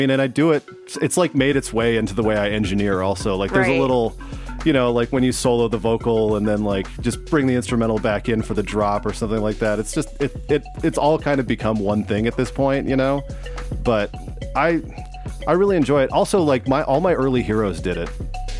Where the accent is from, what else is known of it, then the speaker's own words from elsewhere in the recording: West Coast, United States; I grew up in on the West Coast listening to, like, … and …